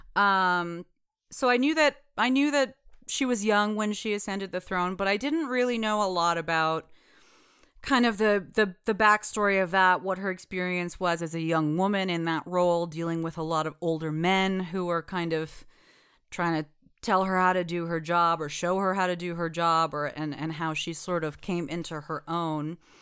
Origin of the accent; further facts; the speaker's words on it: United States; I was born in the United States